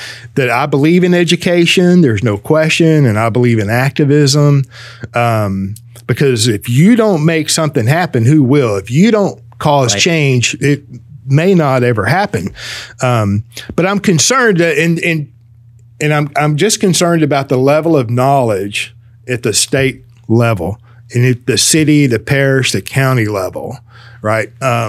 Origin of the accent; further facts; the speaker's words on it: the South, United States; I'm from the South. I'm 58 years old.